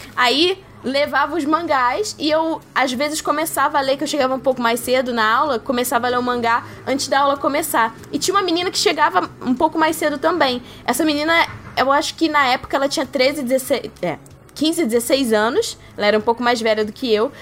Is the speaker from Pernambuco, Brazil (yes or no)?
no; Rio de Janeiro, Brazil; principalmente na minha terrinha, Rio de Janeiro